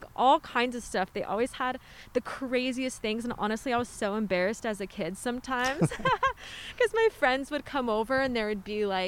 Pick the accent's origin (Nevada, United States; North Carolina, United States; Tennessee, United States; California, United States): California, United States; Riverside; I'm from Riverside.